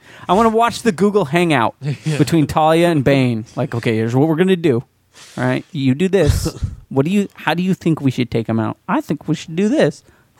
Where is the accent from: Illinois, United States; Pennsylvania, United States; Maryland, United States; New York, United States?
Pennsylvania, United States; Philadelphia; I'm from Philadelphia, so he's like our biggest sports hero.